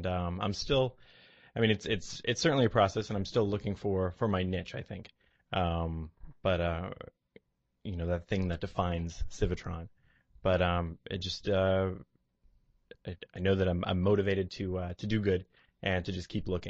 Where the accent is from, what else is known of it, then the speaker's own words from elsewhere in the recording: New Bedford, Massachusetts, United States; also born or lived in Beverly, Massachusetts; I'm from New Bedford